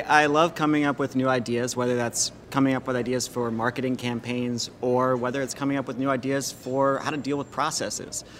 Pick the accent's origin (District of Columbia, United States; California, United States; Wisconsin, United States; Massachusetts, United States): District of Columbia, United States; Washington; moved away as an adult; now in New Orleans, United States; I grew up in Washington, D.C., it was cold